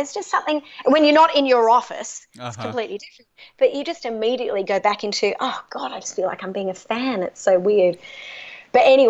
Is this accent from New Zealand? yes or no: no; Australia; I'm Australian